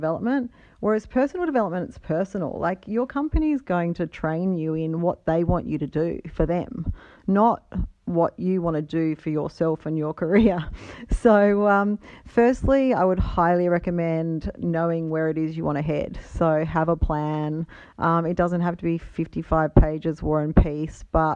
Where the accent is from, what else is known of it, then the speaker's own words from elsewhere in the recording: Adelaide, South Australia, Australia; moved away as an adult; I've relocated back to my hometown of Adelaide